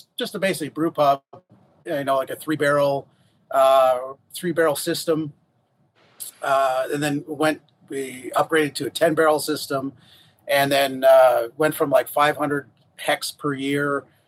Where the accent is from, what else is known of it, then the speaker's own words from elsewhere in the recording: Huntsville, Alabama, United States; We're both from Huntsville, so it was the whole point was to stay and live here